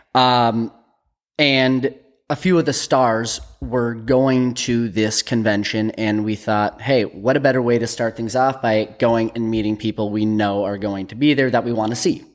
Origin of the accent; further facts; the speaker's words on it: United States; We're from Minnesota, North Dakota